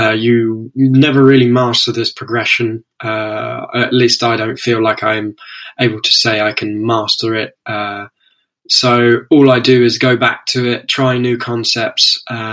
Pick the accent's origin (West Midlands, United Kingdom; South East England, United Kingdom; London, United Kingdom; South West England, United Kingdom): London, United Kingdom; I'm from London, United Kingdom